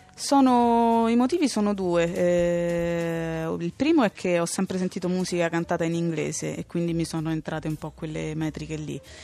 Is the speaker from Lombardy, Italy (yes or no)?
no; Rome, Lazio, Italy; Sono di Roma